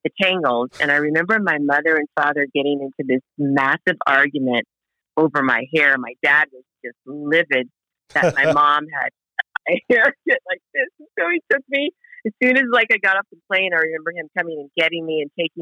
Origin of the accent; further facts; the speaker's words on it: Hawaii, United States; growing up in Hawaii, they used to call me … because nobody really knew what I was